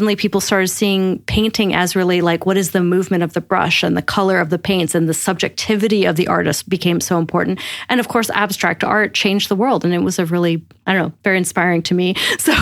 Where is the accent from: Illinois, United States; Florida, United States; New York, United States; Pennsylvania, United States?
New York, United States; Rochester; I grew up in Rochester, New York, because my dad worked at Kodak